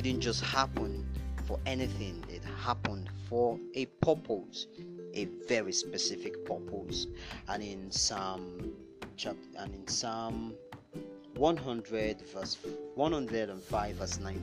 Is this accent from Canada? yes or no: no; Nigeria